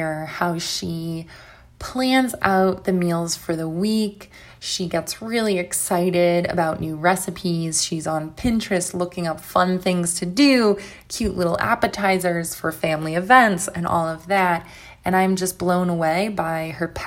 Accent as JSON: {"language": "English", "country": "United States", "said": "I'm from the United States"}